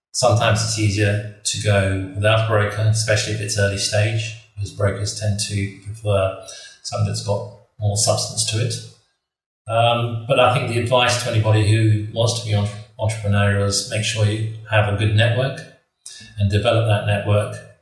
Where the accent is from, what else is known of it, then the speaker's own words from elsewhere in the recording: Kenya; moved away; I grew up in Kenya.